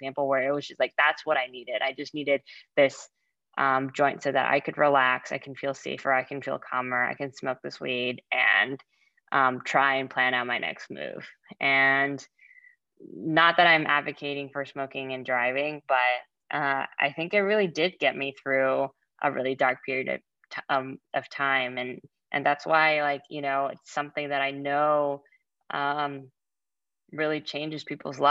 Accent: California, United States; also born or lived in Boston; I was very sheltered growing up in California

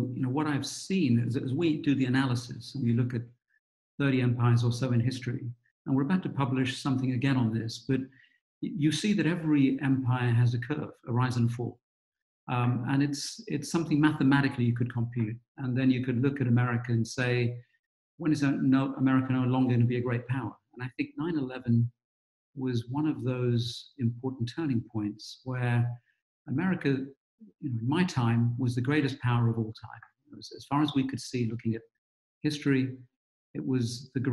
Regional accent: London, United Kingdom; accent: British; also born or lived in Gujarat, India; now in United States; I grew up in London's East End, which was rough in those days

